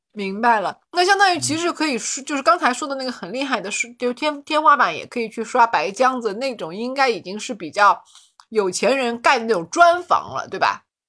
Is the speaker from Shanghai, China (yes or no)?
yes; Shanghai, China; born or raised there